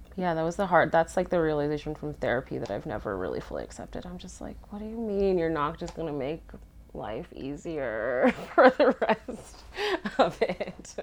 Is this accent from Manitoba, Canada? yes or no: yes; Winnipeg, Manitoba, Canada; I'm from Winnipeg.